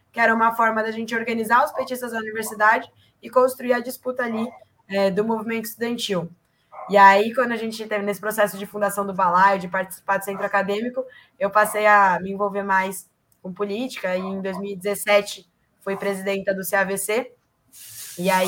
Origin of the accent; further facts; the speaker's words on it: Ribeirão Preto, São Paulo, Brazil; also born or lived in São Bernardo do Campo; now in São Paulo, Brazil; eu nasci em São Bernardo do Campo, é, em 97, mas eu cresci em Ribeirão Preto, e aí só faz um tempo para cá que eu mudei aqui para São Paulo, quando eu vim fazer faculdade.